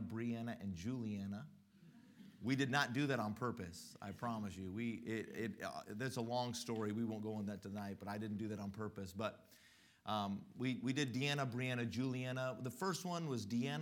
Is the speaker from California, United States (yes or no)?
no; Colorado, United States; moved away as an adult; also born or lived in Mississippi; I was born and raised in Colorado